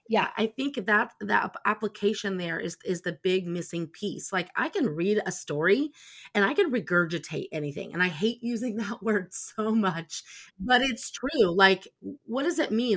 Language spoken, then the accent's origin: English; Indiana, United States; I'm from Indiana.